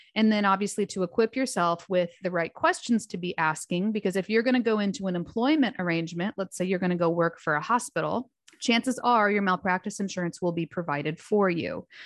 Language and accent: English; Fort Wayne, Indiana, United States; went back home to Fort Wayne, Indiana, which is my hometown